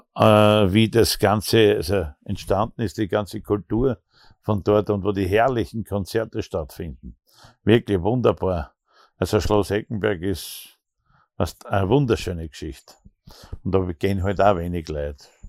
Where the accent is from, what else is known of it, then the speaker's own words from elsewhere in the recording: Austria; bei uns in Österreich